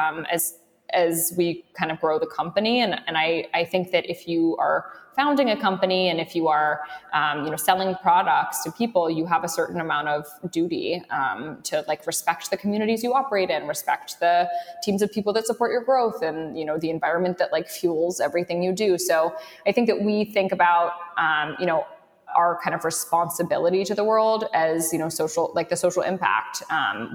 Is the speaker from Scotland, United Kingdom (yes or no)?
no; London, United Kingdom; now in New York, United States; I grew up in London